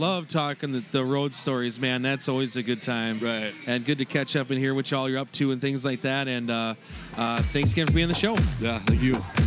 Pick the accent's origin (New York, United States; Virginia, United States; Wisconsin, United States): Wisconsin, United States; I'm from Wisconsin